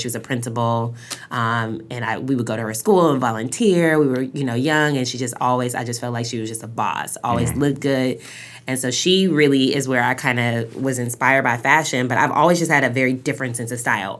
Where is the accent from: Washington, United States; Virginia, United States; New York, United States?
Washington, United States; Seattle; I'm from Seattle, Washington, and born and raised